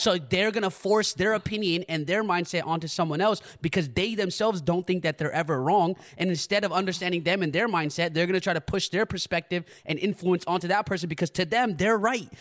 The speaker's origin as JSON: {"language": "English", "country": "United States", "tie": "born or raised there", "said": "I grew up in America"}